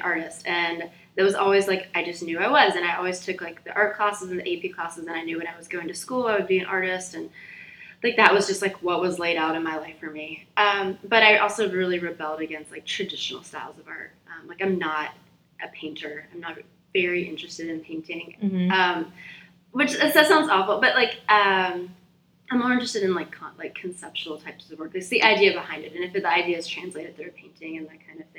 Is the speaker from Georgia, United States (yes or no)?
yes; Columbus, Georgia, United States; moved away as an adult; also born or lived in Tallahassee, Florida / Birmingham, Alabama; I'm from Columbus, Georgia